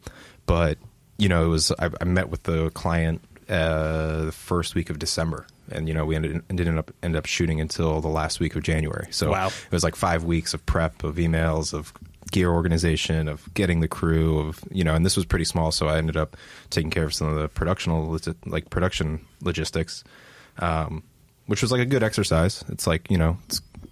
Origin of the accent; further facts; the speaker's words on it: Northern Virginia, United States; moved away as an adult; now in New York, United States; I grew up in Northern Virginia, DC suburbs.